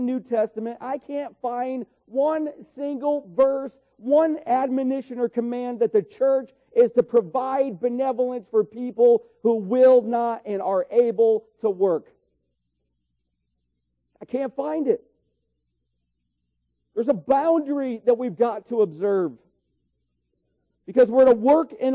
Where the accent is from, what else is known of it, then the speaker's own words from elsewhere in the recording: New York, United States; Where I grew up in New York, up on the hill, were just groves of blackberries.